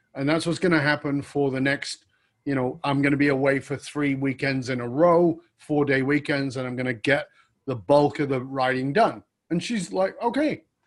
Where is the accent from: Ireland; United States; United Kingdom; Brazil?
United Kingdom; I was born in Northern England